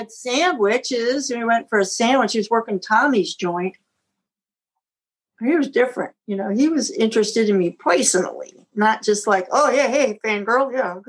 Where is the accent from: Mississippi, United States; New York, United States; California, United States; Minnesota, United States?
New York, United States; Syracuse; I'm from Syracuse.